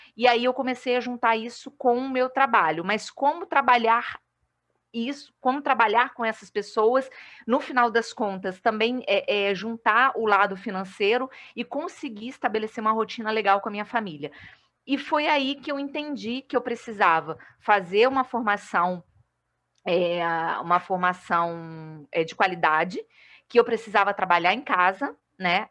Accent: Vila Velha, Espírito Santo, Brazil; moved away as an adult; also born or lived in Rio de Janeiro / Macaé; now in Uberlândia, Brazil; sou capixaba, mas moro atualmente em Uberlândia, em Minas, mas estou de férias em Vila Velha, né? É, então, até o dia 9 de janeiro eu estou por aqui, na minha terrinha

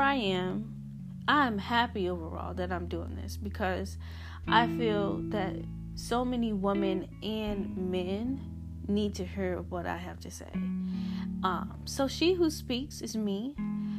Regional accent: Hampton, Virginia, United States; I'm from Hampton, Virginia.

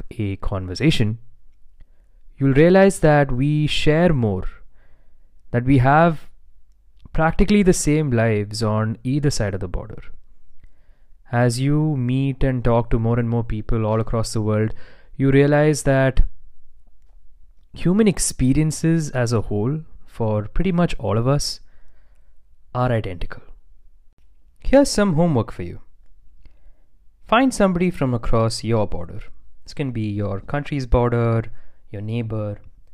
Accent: India; my home country of India

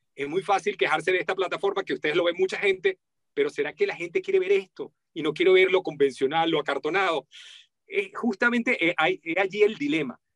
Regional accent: Venezuela; estaba hablando con el acento de mi país natal. Yo nací en Venezuela

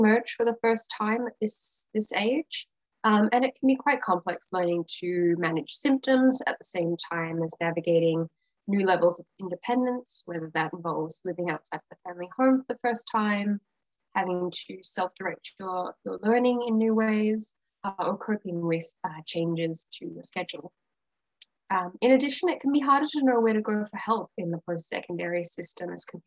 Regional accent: Australia; moved away as an adult; now in Vancouver, Canada; I'm originally from Australia

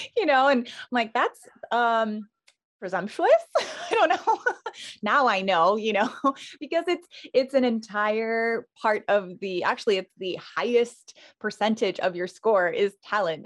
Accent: Island of Hawaii, United States; I was born and raised on the island of Hawaii. So, the Big Island, and I grew up in a small little plantation town back then

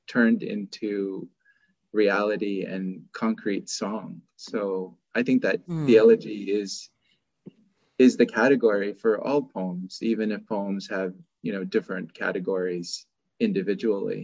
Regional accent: Oakland, California, United States; moved away as an adult; also born or lived in Seattle Tacoma area; now in Seattle, United States; I still consider Oakland to be my hometown.

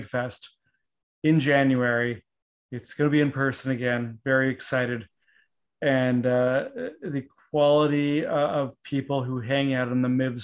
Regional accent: Canada; now in United States; growing up in Canada and even being in the US for this long

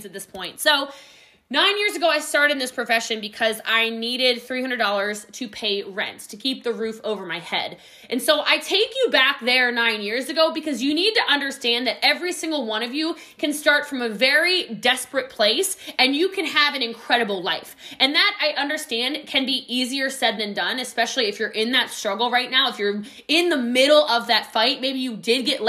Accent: Middletown, Maryland, United States; now in Frisco, United States; I'm from Frederick County, Maryland

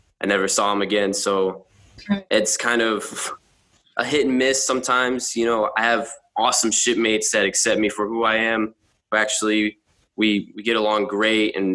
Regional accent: San Antonio, Texas, United States; now in Buffalo, United States; I am from Texas, San Antonio, Texas

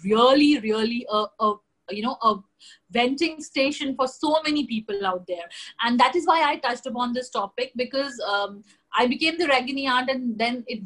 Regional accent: Jammu and Kashmir, India; I come from Jammu and Kashmir, a very, very closed, culturally closed state

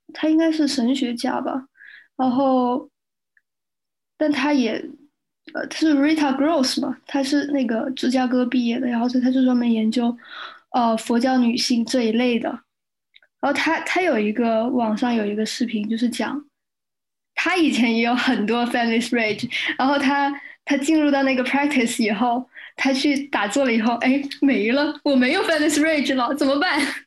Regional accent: Shenzhen, Guangdong, China; 我从小在深圳长大

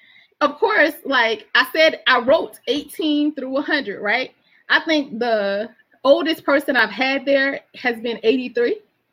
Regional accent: Alexandria, Virginia, United States; also born or lived in Alabama; I represent Virginia everywhere I go, and Alabama. People know I'm from the South. And I'm already representing y'all. I already say when I get up, this is where I'm from, you know?

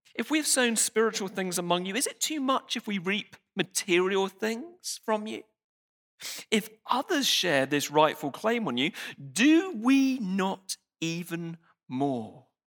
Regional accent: United Kingdom; I'm British

